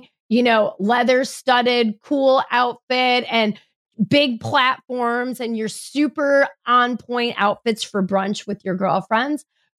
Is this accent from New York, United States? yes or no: yes; New York, United States; now in Midwest, United States; I'm a New Yorker at heart in the Midwest.